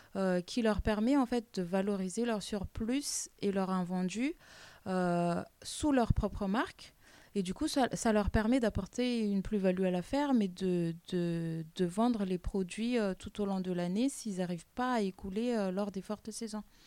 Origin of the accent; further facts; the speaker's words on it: Madagascar; now in France; je suis originaire de Madagascar.